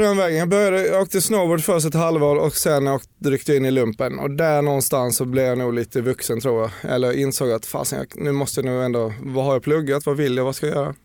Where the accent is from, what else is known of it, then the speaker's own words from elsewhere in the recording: Bjärred, Skåne, Sweden; accent: skånska; moved away as an adult; now in Stockholm, Sweden; Jag är en eh, inflyttad skåning som säkert hörs, som jag gör allting för att behålla egentligen.